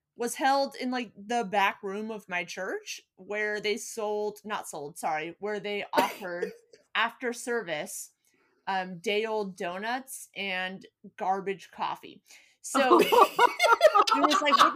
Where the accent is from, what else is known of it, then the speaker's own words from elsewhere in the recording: California, United States; Born and bred in California